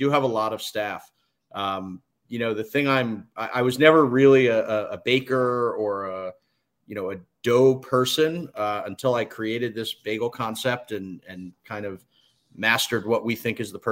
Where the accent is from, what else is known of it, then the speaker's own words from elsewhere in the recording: Livingston, New Jersey, United States; I grew up in Livingston, New Jersey